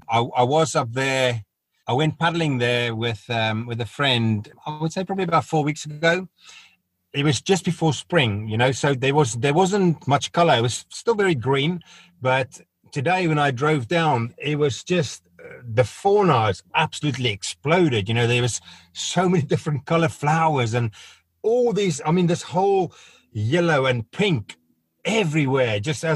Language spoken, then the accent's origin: English; South Africa; it was because of my background growing up in South Africa, it was very suppressed.